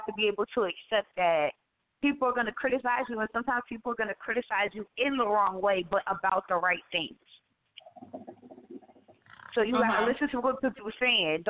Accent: Asbury Park, New Jersey, United States; my hometown of Asbury Park, New Jersey

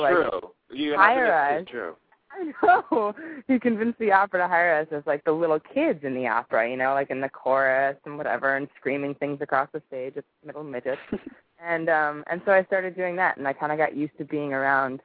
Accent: Chicago, Illinois, United States; moved away as an adult; also born or lived in Vermont; now in Los Angeles, United States; I'm originally from downtown Chicago.

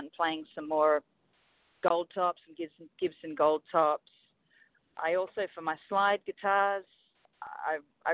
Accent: Sydney, New South Wales, Australia; moved away as an adult; now in Los Angeles, United States; The town that I grew up in Australia, in Sydney, you might know it if you've been there, called Balmain.

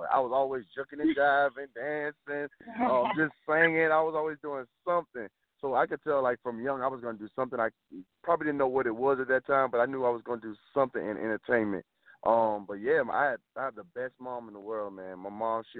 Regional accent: West Palm Beach, Florida, United States; also born or lived in Miami, Florida; I'm originally from West Palm Beach, Florida

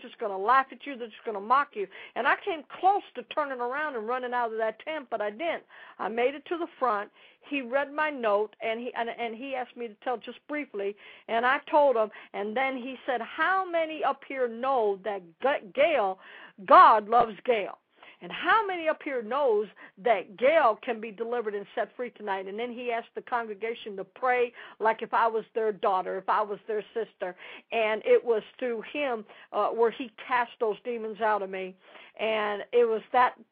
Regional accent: Dallas, Texas, United States; I'm from Dallas

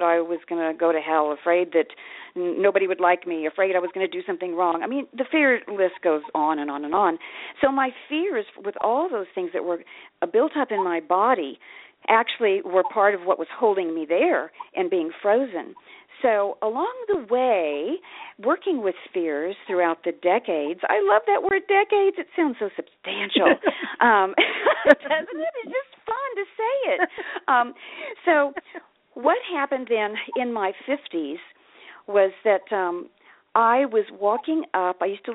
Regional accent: Kansas, United States; now in Ashland, United States; I grew up in Kansas. I'm in Ashland, Oregon now, but I grew up in Kansas.

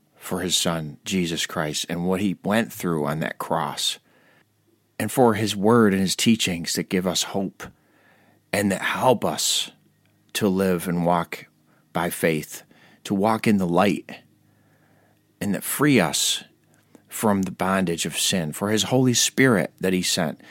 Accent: Ireland; I'm an Irishman

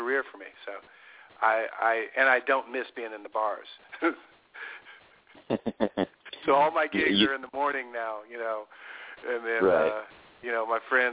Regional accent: Cleveland, Ohio, United States; moved away as an adult; now in Los Angeles, United States; I grew up in Cleveland

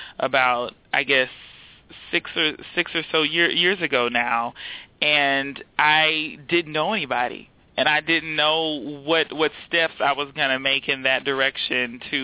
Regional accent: Houston, Texas, United States; moved away as an adult; also born or lived in Austin, Texas / Baltimore, Maryland; now in DMV area, United States; I was born and raised in Houston, Texas, and I went to undergrad at the University of Texas in Austin.

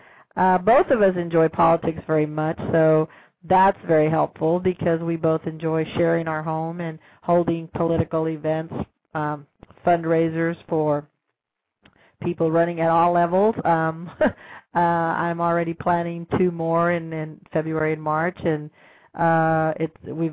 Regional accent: Austin, Texas, United States; I'll be here in my hometown

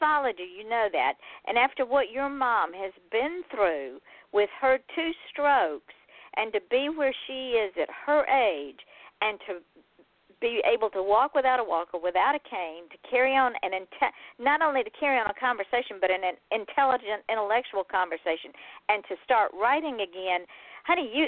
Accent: Georgia, United States; I'm from Georgia.

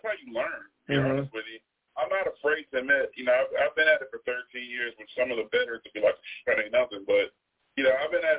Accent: Bedford, Virginia, United States; There is. I'm from Bedford.

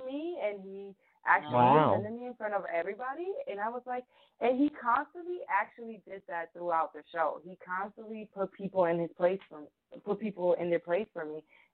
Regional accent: New York, United States; as a New Yorker

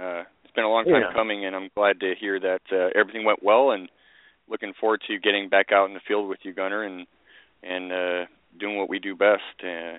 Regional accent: Scotland, United Kingdom; growing up in Scotland

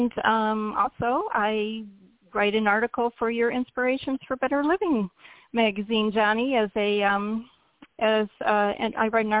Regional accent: Michigan, United States; moved away as an adult; now in South Florida, United States; I was born in Michigan, and I always felt like I was a little bit misplaced in Michigan because I hate cold weather. I never seem to be able to warm up. So I stayed in Michigan until I graduated from Michigan State

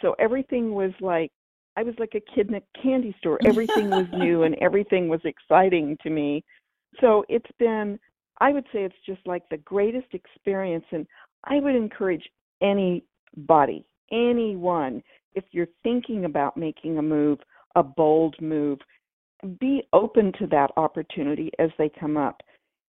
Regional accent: California, United States; moved away as an adult; now in Cincinnati, United States; I was born and raised in California

